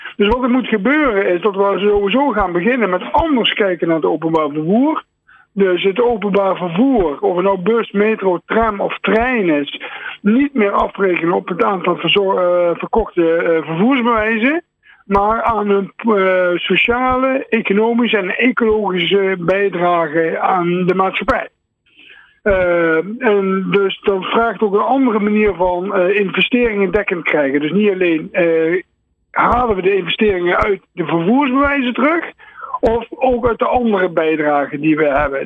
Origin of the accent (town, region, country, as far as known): Netherlands